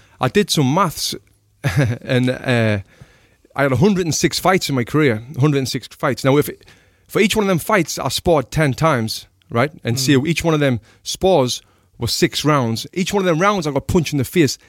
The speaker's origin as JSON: {"language": "English", "town": "Sunderland", "region": "North East England", "country": "United Kingdom", "moved": "yes", "said": "I'm from a place called Sunderland in the northeast of England"}